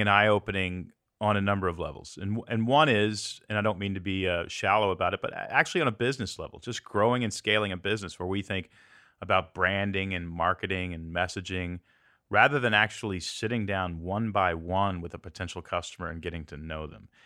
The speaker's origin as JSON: {"language": "English", "town": "Pearland", "region": "Texas", "country": "United States", "tie": "born or raised there", "also_born_or_lived": "Portland, Oregon", "moved": "as an adult", "lives_now": "Tennessee, United States", "said": "I grew up in Pearland, Texas"}